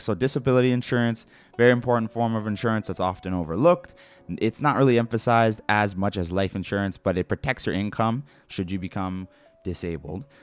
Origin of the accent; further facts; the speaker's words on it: Canada; being Canadian